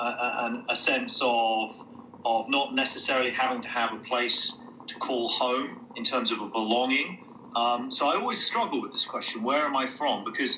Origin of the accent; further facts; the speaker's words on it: Germany; born there; So I was actually born in Germany, and I spent... sort of the formative years in and around various public schools